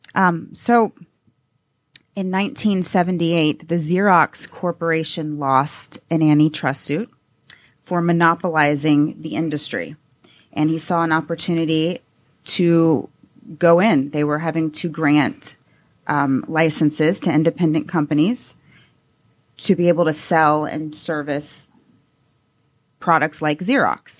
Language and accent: English; Atlanta, Georgia, United States; I'm a native from Atlanta